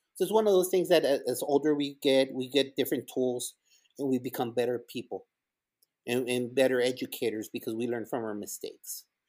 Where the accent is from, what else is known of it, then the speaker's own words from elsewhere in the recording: El Paso, Texas, United States; English is a second language; also born or lived in Ciudad Juarez, Chihuahua, Mexico; now in Garland, United States; we moved over from Ciudad Juarez to El Paso, Texas, and all the teachers there at Bonham Elementary